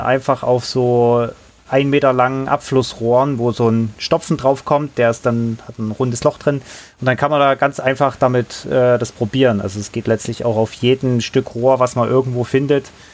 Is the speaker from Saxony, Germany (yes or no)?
yes; Johanngeorgenstadt, Saxony, Germany; moved away as an adult; ich bin da in, in einer kleinen Stadt, Johann Georgenstadt nennt die sich. Heimat des Schwibbogens, ganz wichtig. Also mhm. eine coole Sache. Ähm, mhm. Im wunderschönen Erzgebirge, also ist ja Sachsen, groß geworden